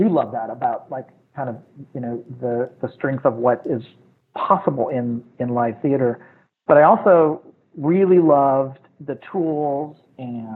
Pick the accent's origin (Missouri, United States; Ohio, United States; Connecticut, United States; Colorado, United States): Missouri, United States; St. Louis; I grew up in St. Louis in the Midwest